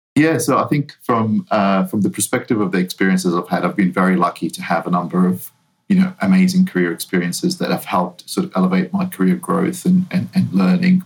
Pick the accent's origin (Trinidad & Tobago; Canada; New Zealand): New Zealand; now in United States; I'm not originally from the US. I'm, uh, I grew up in New Zealand